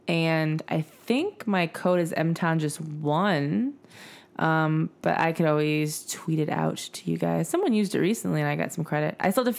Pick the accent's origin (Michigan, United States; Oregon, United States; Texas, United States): Michigan, United States; moved away; I'm from Michigan, maybe.